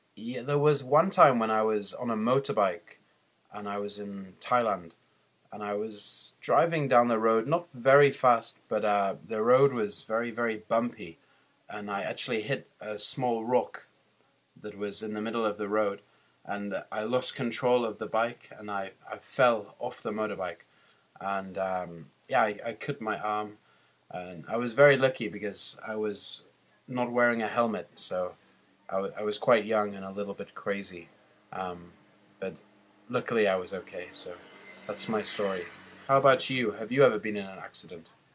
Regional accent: England, United Kingdom; I'm from England

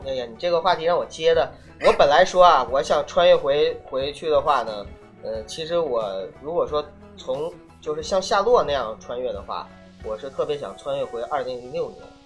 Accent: Northeast China, China; accent: Northeastern; 我东北人的那个暴露了

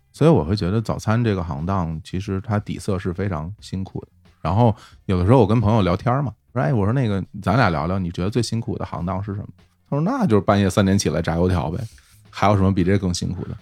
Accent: Beijing, China; moved away as an adult; also born or lived in Shanghai; 我是在北京长大嘛，后来到了上大学的时候，我在上海

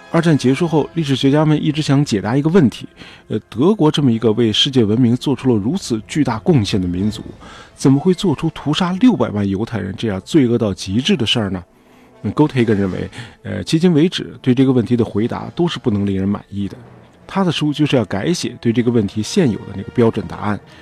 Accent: China; 我们中国人

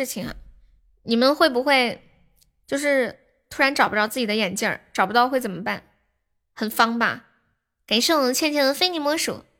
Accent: Guangxi, China; 我是我是广西的，广西的表妹。

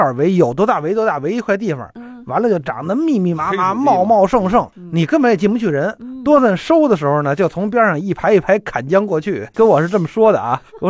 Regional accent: Beijing, China; 我是北京人，所以我这个老家是哪儿呢？我妈妈和我爸爸他们祖籍都是应该是山东河北

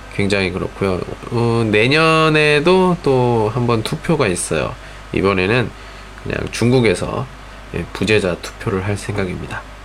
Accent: South Korea; now in China; 제가 한국 사람이라는 게 굉장히 자랑스러워요

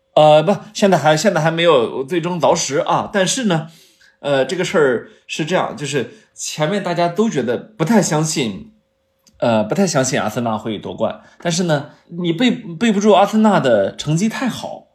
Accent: China; 作为一个中国人

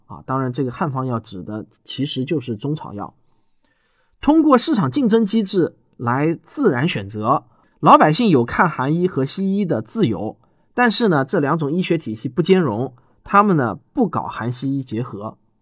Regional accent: China; 我们大陆人

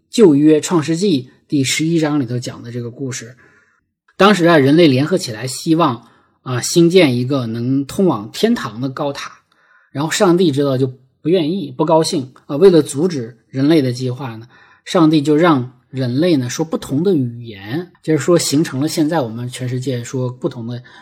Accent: Heilongjiang, China; moved away; 我们黑龙江老家的这个雪乡

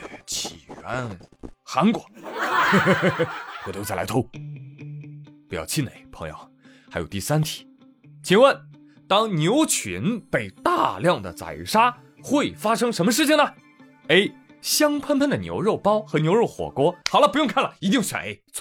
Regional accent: China; 我觉得谁也比不了我们中国人

